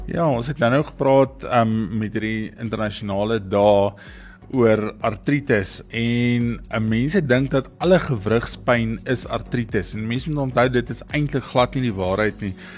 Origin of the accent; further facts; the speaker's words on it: South Africa; ons as Suid-Afrikaners